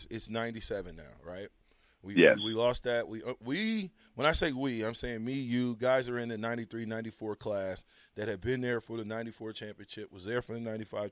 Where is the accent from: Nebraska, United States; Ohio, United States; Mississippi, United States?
Nebraska, United States; Omaha; even though I was from Omaha